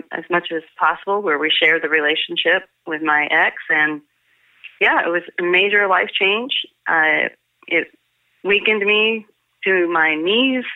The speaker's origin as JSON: {"language": "English", "town": "New Orleans", "region": "Louisiana", "country": "United States", "tie": "born or raised there", "said": "I was born in New Orleans"}